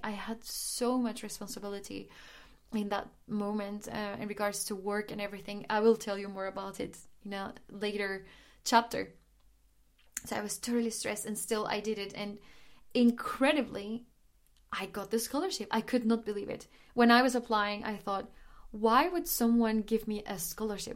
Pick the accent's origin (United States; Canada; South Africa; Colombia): Colombia; Medellín, Antioquia; now in Germany; I was Born and raised in Medellin, Colombia, in the nineties